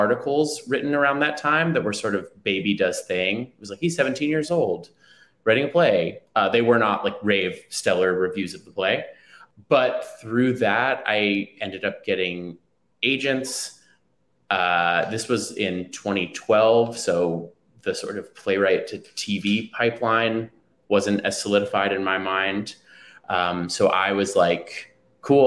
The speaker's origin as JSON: {"language": "English", "town": "New York City", "region": "New York", "country": "United States", "tie": "born or raised there", "said": "I grew up in New York City, in the Manhattan section of New York City"}